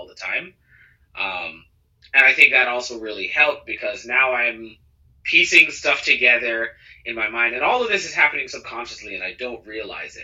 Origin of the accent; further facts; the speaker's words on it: Cayman Islands; growing up in the Cayman Islands